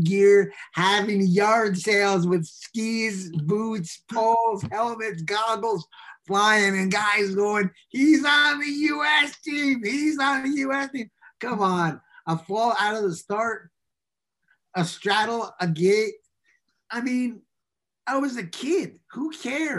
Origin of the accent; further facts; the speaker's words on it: New York, United States; growing up in New York